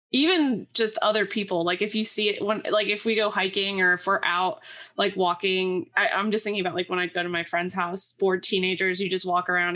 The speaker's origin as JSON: {"language": "English", "area": "the Poconos", "region": "Pennsylvania", "country": "United States", "said": "I'm from the Poconos, which is very, like, woodsy."}